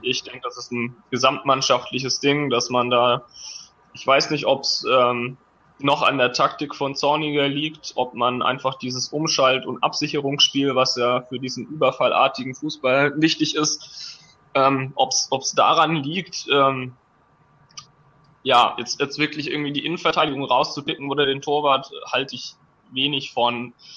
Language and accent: German; the Stuttgart area, Baden-Württemberg, Germany; now in Frankfurt, Germany; ich komme eigentlich aus der Gegend von Stuttgart, bin mittlerweile 29 Jahre alt, äh, wohne in Frankfurt